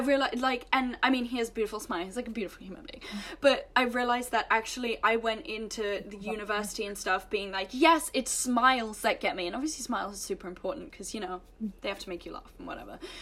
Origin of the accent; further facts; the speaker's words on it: England, United Kingdom; moved away as an adult; also born or lived in United States; growing up in England